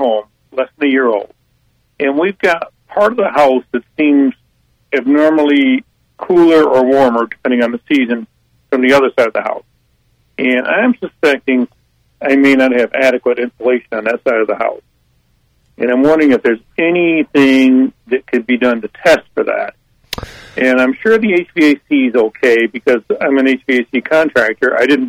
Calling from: Holly Springs, North Carolina, United States; Holly Springs

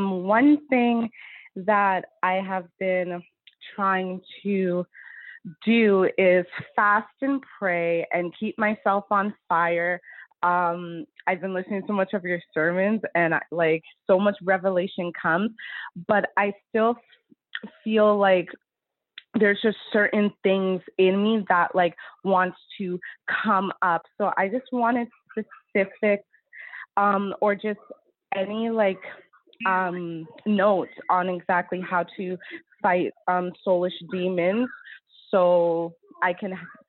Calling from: Ottawa, Ontario, Canada; I'm calling in from Ottawa, Canada.

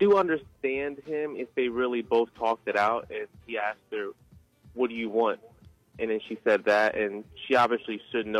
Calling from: Long Neck, Delaware, United States; I am calling right now from Long Neck, Delaware.

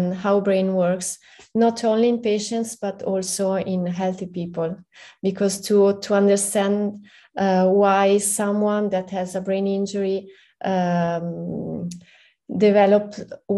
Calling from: Milan, Lombardy, Italy; I'm in Milan. It's 6 p.m. right here, right now.

